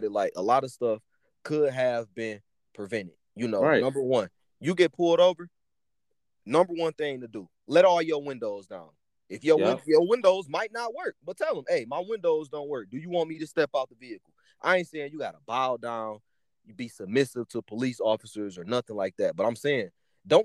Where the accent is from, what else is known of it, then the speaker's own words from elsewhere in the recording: Detroit, Michigan, United States; I'm from Detroit, but I also lived in the suburbs